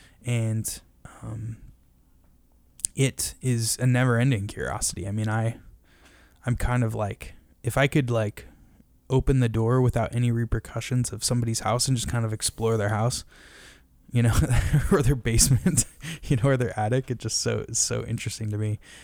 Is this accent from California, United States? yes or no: no; Shoreline, Washington, United States; I grew up in Shoreline, Washington, and was a terrible student.